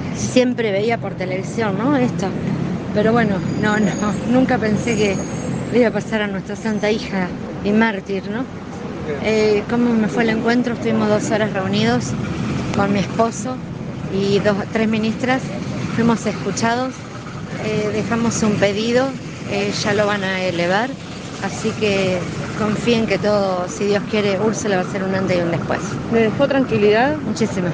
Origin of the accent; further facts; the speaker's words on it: Rojas, Buenos Aires Province, Argentina; viviendo en el campo, en Rojas, eh, que es mi ciudad natal